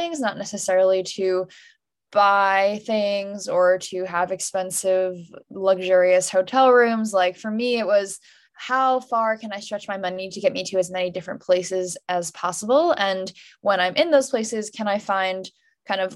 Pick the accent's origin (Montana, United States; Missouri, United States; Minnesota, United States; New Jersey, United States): New Jersey, United States; suburban; my hometown in suburban New Jersey